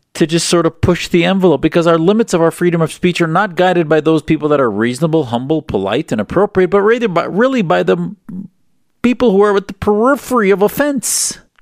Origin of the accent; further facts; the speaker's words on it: United States; as American Muslims